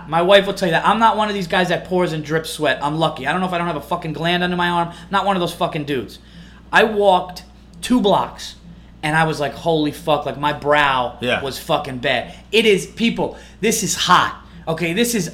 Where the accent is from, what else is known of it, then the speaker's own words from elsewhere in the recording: New York, United States; I'm from New York